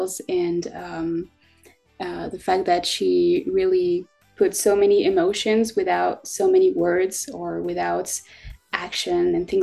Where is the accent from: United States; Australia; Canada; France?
France; I am 18 and I'm from France